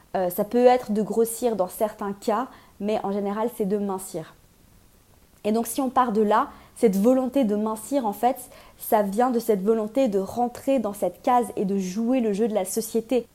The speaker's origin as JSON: {"language": "French", "country": "Switzerland", "said": "je suis suisse"}